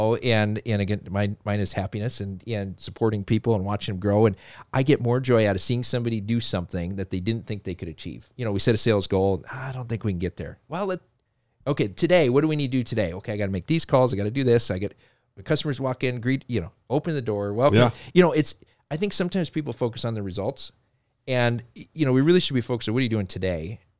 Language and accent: English; Fargo, North Dakota, United States; born there; I was born in Fargo, North Dakota. So everybody doesn't know I'm from North Dakota.